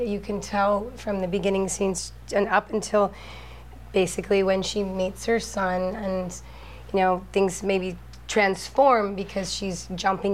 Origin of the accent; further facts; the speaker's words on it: United States; I'm an American